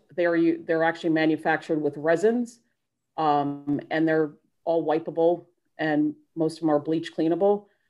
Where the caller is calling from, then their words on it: North Carolina, United States; I'm actually calling in from North Carolina.